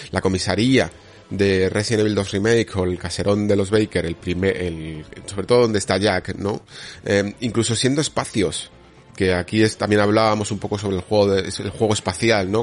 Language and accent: Spanish; Spain